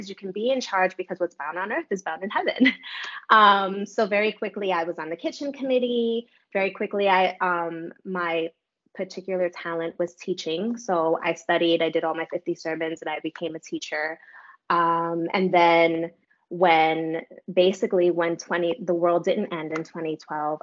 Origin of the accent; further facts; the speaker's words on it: New York City, New York, United States; I'm from New York City. We have a reputation of being standoffish for a reason.